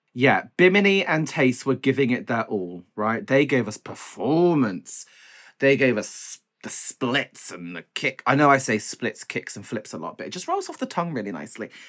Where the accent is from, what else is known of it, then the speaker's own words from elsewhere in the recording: United Kingdom; I just love being British